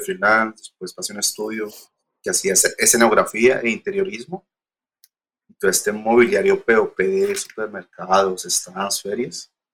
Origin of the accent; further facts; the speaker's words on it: Girardot, Cundinamarca, Colombia; moved away as an adult; also born or lived in Argentina; now in Bogotá, Colombia; yo no soy de Bogotá, soy de Girardot, de una, ciudad pequeña, cerca de Bogotá